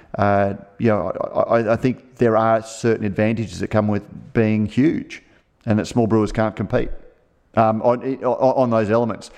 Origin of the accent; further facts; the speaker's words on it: Australia; as an Australian